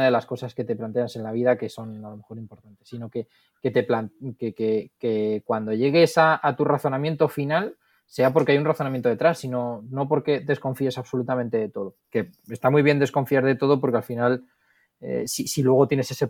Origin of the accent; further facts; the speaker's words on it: Madrid, Community of Madrid, Spain; lo que pasa es que luego también es del Barça y yo soy de Madrid